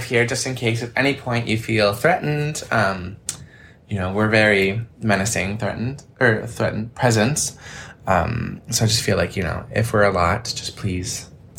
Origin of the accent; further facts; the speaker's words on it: New Brunswick, Canada; New Brunswick, where we're from, Sarah